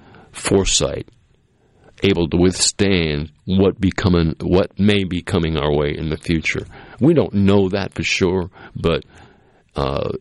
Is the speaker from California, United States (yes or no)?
no; Massachusetts, United States; moved away; where I grew up in Massachusetts